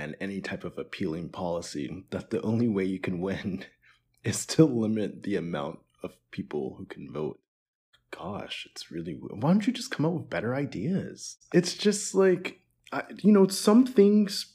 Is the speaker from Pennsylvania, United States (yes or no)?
yes; Pittsburgh, Pennsylvania, United States; moved away; also born or lived in New York; I'm from Pittsburgh, lived a bit in New York, and so definitely like a city boy through and through, East Coast guy.